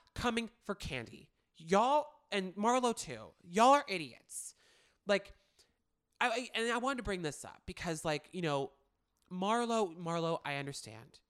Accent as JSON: {"language": "English", "town": "Manhattan Beach", "region": "California", "country": "United States", "tie": "born or raised there", "said": "my hometown of Manhattan Beach"}